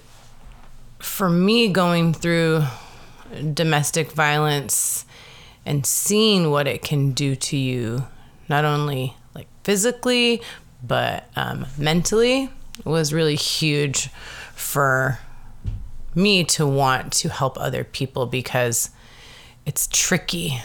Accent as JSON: {"language": "English", "town": "Seattle", "region": "Washington", "country": "United States", "tie": "born or raised there", "also_born_or_lived": "Madison, Wisconsin", "said": "I was pretty much raised in Seattle since I was 6 years old. I was born in Madison, Wisconsin, but spent most of my time in Seattle"}